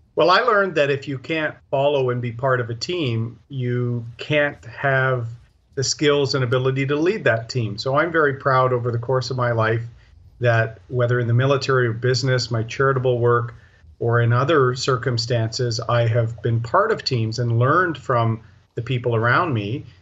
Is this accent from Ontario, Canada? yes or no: yes; Toronto, Ontario, Canada; I, I grew up in the Toronto area